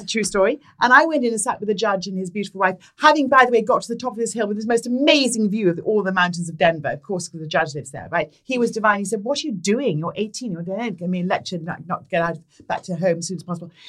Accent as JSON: {"language": "English", "area": "Sussex", "region": "South East England", "country": "United Kingdom", "tie": "born or raised there", "moved": "as an adult", "said": "So, I was brought up in Sussex in, in England, mm. in, in, the, in the south."}